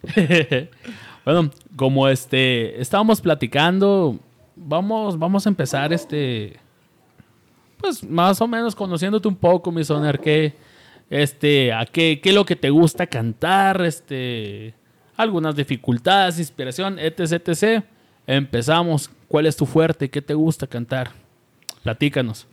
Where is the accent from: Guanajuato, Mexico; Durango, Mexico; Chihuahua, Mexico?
Chihuahua, Mexico; Nosotros somos chihuahuenses